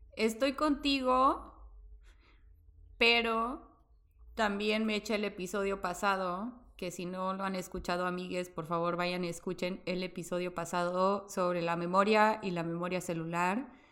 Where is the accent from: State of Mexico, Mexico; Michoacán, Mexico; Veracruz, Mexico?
Veracruz, Mexico; el hospital donde yo nací quedaba a tres cuadras de tu casa.